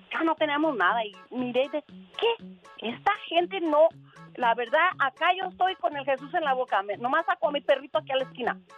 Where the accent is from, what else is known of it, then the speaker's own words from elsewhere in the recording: Zamora, Michoacán, Mexico; now in Moreno Valley, United States; De Zamora.